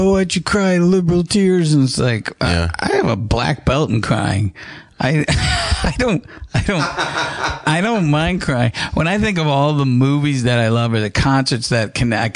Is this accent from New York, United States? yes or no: yes; Syracuse, New York, United States; born or raised there; moved away